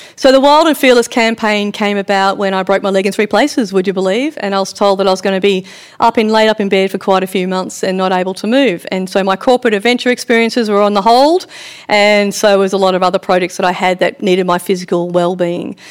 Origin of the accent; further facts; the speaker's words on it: Victoria, Australia; growing up on a farm in Victoria